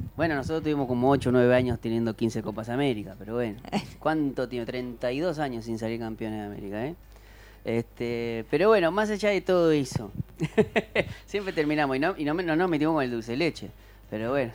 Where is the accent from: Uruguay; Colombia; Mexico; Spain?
Uruguay; soy uruguayo